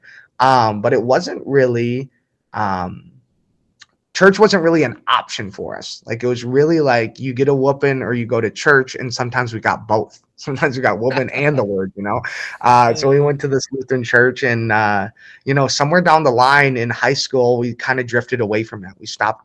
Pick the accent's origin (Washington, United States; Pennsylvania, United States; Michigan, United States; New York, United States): Michigan, United States; New Baltimore; I grew up obviously in Macomb County in a little town called New Baltimore, Michigan.